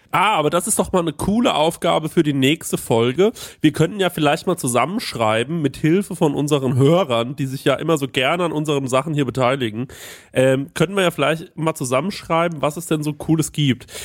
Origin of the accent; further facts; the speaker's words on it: Bavaria, Germany; als Bayer